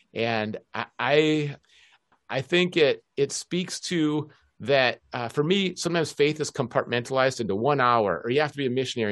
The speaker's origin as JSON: {"language": "English", "town": "Minneapolis", "region": "Minnesota", "country": "United States", "tie": "born or raised there", "also_born_or_lived": "Aberdeen", "moved": "as an adult", "lives_now": "Seattle, United States", "said": "I grew up in the University of Minnesota campus, going to the hockey games"}